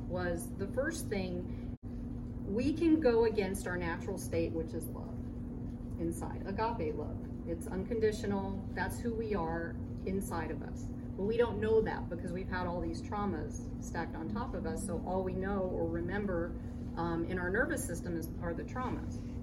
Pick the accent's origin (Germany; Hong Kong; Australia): Germany; moved away; also born or lived in Boca Raton, Florida; She ended up moving to Germany, so I was born in Germany